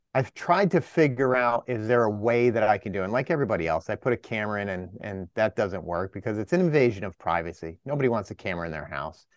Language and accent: English; New Jersey, United States; up here in the Northeast, I'm from Jersey